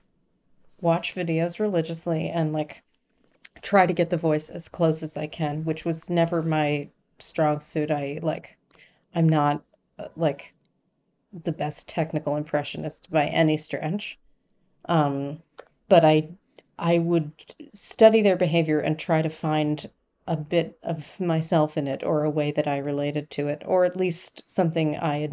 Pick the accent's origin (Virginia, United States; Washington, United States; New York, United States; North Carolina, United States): New York, United States; Long Island; growing up on Long Island